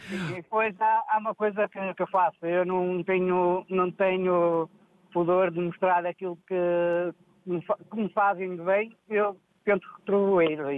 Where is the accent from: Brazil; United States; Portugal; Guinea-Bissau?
Portugal; somos um país pequeno, mas com uma alma e um coração enorme.